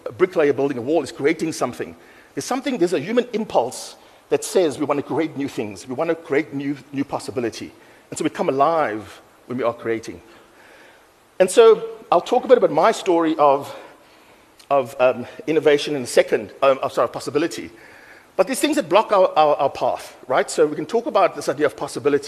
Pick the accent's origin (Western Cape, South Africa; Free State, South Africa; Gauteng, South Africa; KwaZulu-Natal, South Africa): Western Cape, South Africa; Cape Town; I grew up in Mitchell's Plain